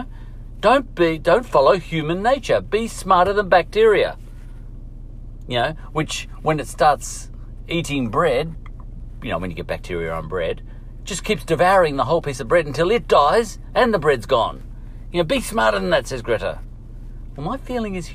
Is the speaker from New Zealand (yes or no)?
no; Australia; We have a tradition, a culture, a history of car manufacturing in Australia that was huge. I was brought up on Ford Holden